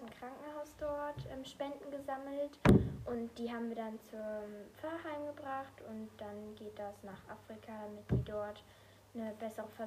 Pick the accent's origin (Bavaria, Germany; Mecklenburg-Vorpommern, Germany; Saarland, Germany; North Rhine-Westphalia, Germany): Saarland, Germany; Aber ich kannte das nicht, weil da, wo ich herkomme, im Saarland, gibt es das nicht.